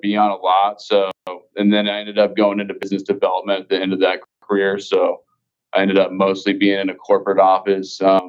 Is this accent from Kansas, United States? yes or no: yes; Kansas, United States; now in Missouri, United States; I was from Kansas